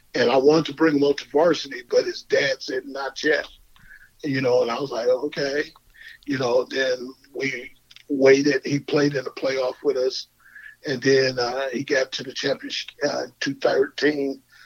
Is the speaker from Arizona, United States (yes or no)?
yes; Tucson, Arizona, United States; I'm from Tucson